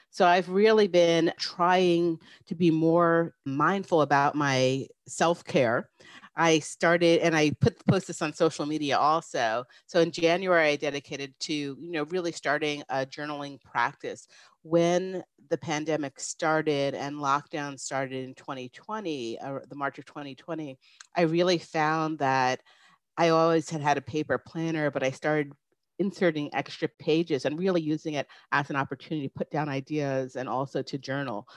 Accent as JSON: {"language": "English", "region": "New York", "country": "United States", "tie": "born or raised there", "said": "I grew up in New York, about a hour north of the city, so it was a very small town"}